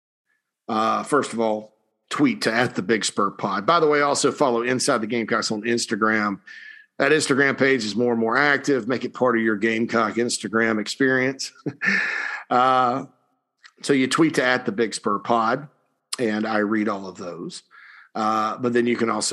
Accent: South Carolina, United States; also born or lived in Nashville / Atlanta; growing up in South Carolina

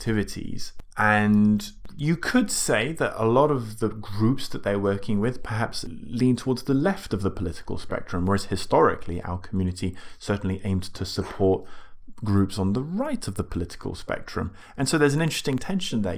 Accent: United Kingdom; we're British

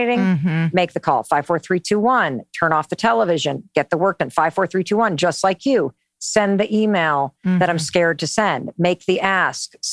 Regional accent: North Muskegon, Michigan, United States; I grew up in Western Michigan, North Muskegon

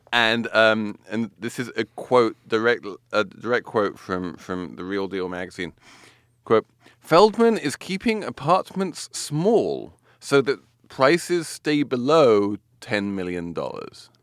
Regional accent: New York, United States; I'm a New Yorker

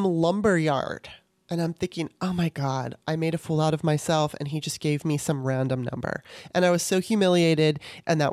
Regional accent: Torrance, California, United States; also born or lived in Maryland; my experiences growing up in Torrance

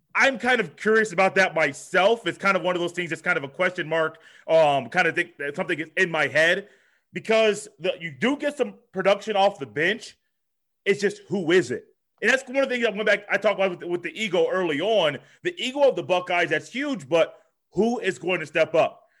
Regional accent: Indianapolis, Indiana, United States; I am from Indianapolis, Indiana. That's where I currently live

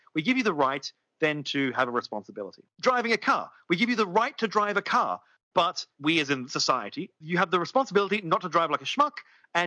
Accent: Australia; I'm an Australian.

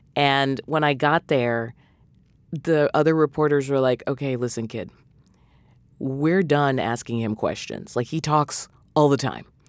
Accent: New England, United States; I'm from New England

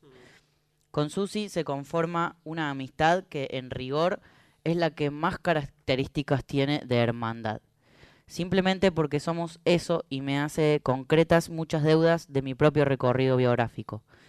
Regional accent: Córdoba, Argentina; ahí en Río Cuarto, en mi país de Córdoba

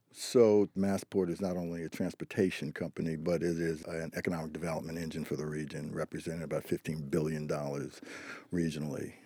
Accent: New York, United States; now in Boston, United States; I'm originally from New York

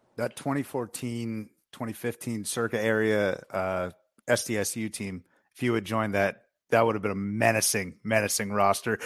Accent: Boston area, Massachusetts, United States; I'm from the Boston area, so I grew up with a lotta people who love B C basketball

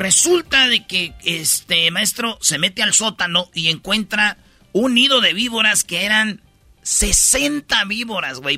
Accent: Mexico; soy mexicano

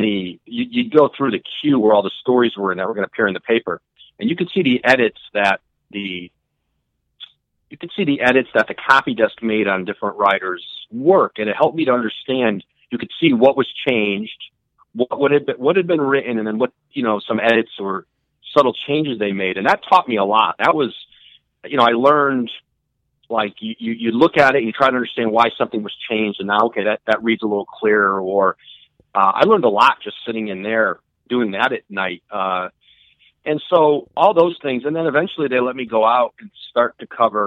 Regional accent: Bristol, Connecticut, United States; moved away as an adult; also born or lived in Fresno; now in New Jersey, United States; I lived outside Hartford. I grew up in Bristol, of all places.

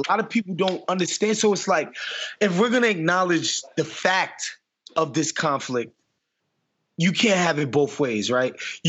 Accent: New York City, New York, United States; Like, I'm from New York City.

